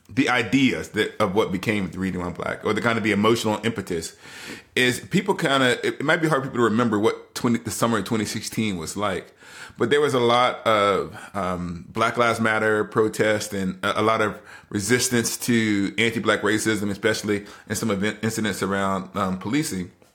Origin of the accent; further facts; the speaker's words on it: Alabama, United States; I grew up in Alabama, a child of the civil rights movement